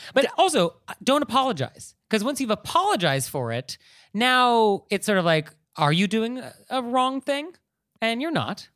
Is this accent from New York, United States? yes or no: no; California, United States; a Californian myself, hardwired to think about earthquakes